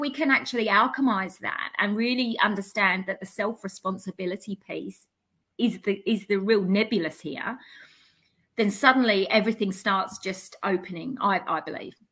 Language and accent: English; London, United Kingdom; I come from the East End of, of London, which, if you know much about the East End of London, you know, we, we hustle, we, we, we drive, we push